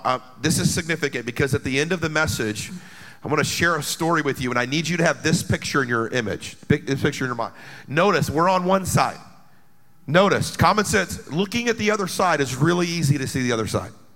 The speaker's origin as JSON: {"language": "English", "country": "United States", "said": "as an American Christian"}